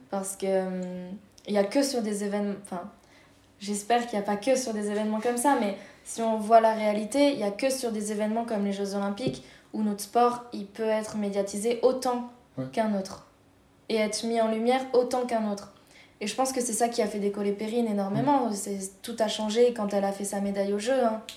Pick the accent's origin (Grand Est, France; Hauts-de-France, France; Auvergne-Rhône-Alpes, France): Auvergne-Rhône-Alpes, France; La Plagne; je suis née à La Plagne